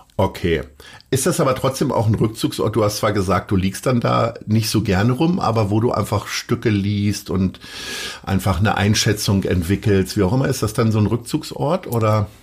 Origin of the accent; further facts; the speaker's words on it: Hanover, Lower Saxony, Germany; now in Hamburg, Germany; weil ich in Hannover geboren bin